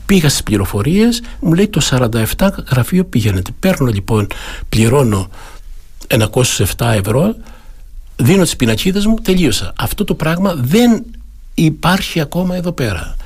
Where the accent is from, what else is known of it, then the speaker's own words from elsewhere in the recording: Kalyvia, Crete, Greece; moved away as an adult; also born or lived in Munich, Germany; είμαι από ένα χωριό του Δήμου, είμαι από τα Καλύβια, από ένα ναι. μικρό χωριό, το Δήμο Αρχανών Αστερουσίων